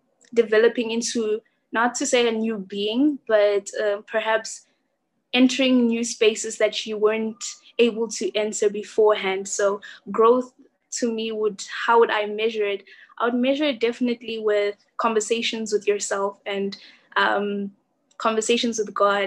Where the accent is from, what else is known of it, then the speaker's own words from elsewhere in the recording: South Africa; I am from South Africa.